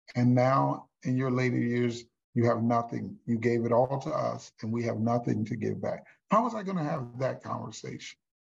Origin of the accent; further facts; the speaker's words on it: Houston, Texas, United States; my hometown in Houston, Texas